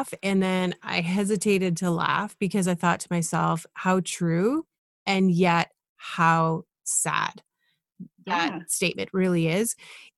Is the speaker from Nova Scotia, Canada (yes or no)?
no; Ottawa, Ontario, Canada; now in Toronto, Canada; I grew up in Canada. I was in Ottawa growing up and like now in Toronto